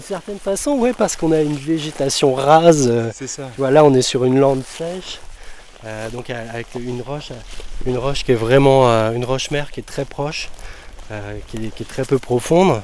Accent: Canut valley, Brittany, France; la rivière de mon enfance en fait. J'ai grandi juste à côté.

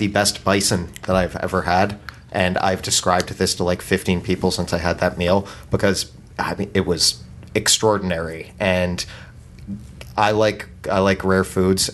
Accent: Florida, United States; growing up in Florida and being a local

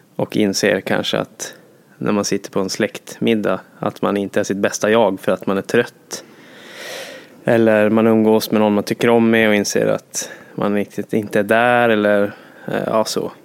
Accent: Jokkmokk, Norrbotten County, Sweden; moved away; jag kommer från Jokkmokk och Norrland

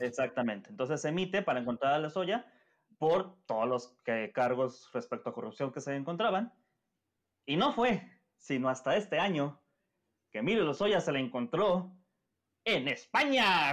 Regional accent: Mexico; nuestro querido México

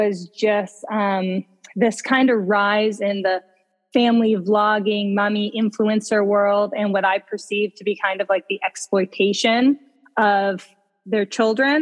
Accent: Ontario, Canada; moved away as an adult; now in Vancouver, Canada; But I grew up in Ontario. I'm an Ontario girl, and I've been out here for close to 10 years now.

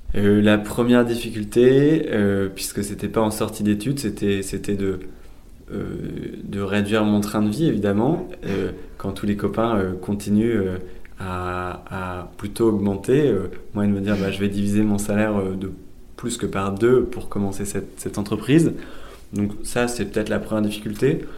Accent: Lille, Hauts-de-France, France; also born or lived in India / Basque Country; je suis lillois d'origine

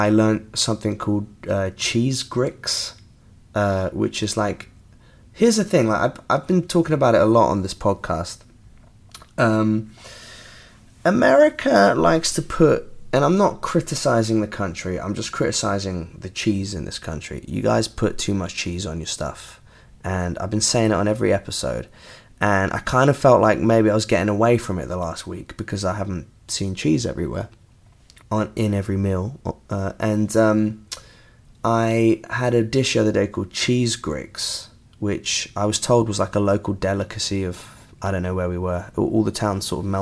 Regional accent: England, United Kingdom; I'm English

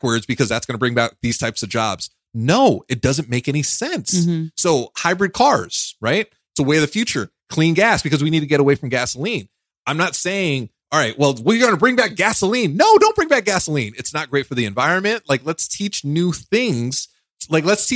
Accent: New York City, New York, United States; I'm from New York. I'm from Brooklyn

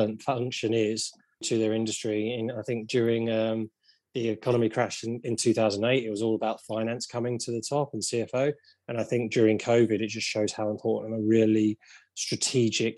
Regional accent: London, United Kingdom; I grew up around London

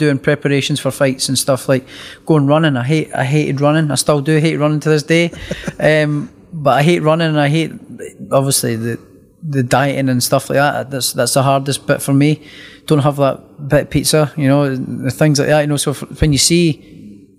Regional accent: Scotland, United Kingdom; me being Scottish

